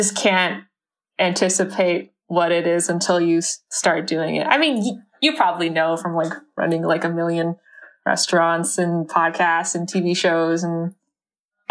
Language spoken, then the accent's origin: English; Canada; my own kind of relationship with my mom growing up in Canada